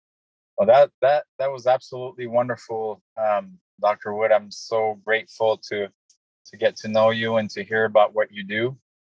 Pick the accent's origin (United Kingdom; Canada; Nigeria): Canada; now in United States; I moved from Canada to the U.S., I was so afraid to get bills, I couldn't go to the mailbox.